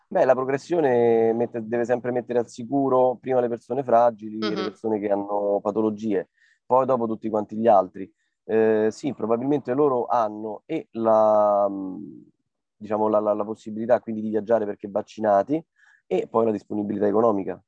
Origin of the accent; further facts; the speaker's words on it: Rome, Lazio, Italy; noi siamo di Trastevere